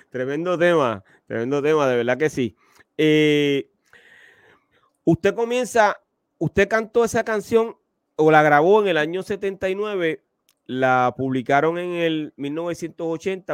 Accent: Puerto Rico; yo soy de Puerto Rico, que es la cuna del reggaetón

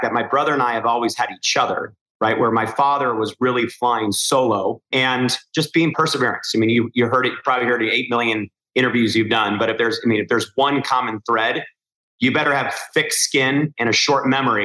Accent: Newport Beach, California, United States; growing up in Newport Beach, California

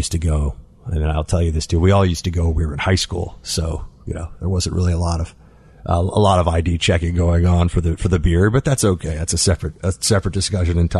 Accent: New York City, New York, United States; I grew up in New York City

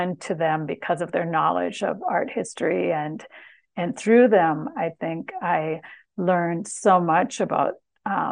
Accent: Minnesota, United States; growing up in Minnesota

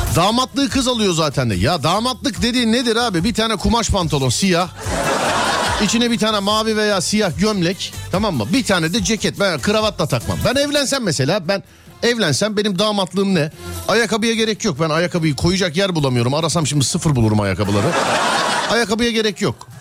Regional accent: Istanbul, Turkey; Ben doğma büyüme kendi mahallemdeyim. Yani İstanbul Şişliliyim.

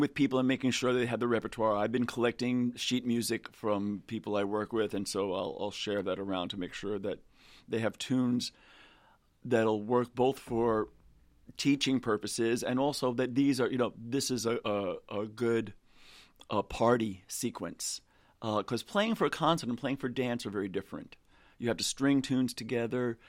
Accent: New York City, New York, United States; moved away; also born or lived in Atlanta / Philadelphia; I'm originally from New York City, and then moved to Atlanta.

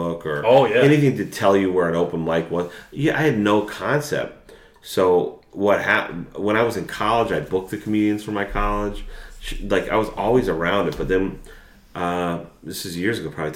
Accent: Chicopee, Massachusetts, United States; born and raised in Chicopee, Mass.

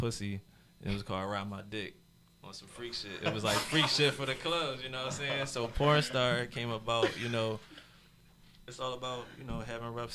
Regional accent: Philadelphia, Pennsylvania, United States; Growing up in South Philly, that's where I'm from, to be exact

